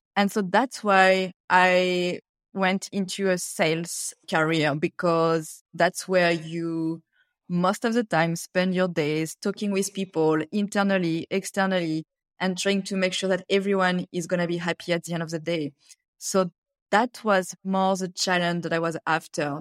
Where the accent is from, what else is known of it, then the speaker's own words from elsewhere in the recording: France; English is a second language; moved away as an adult; also born or lived in Cameroon / China; now in Australia; I grew up in France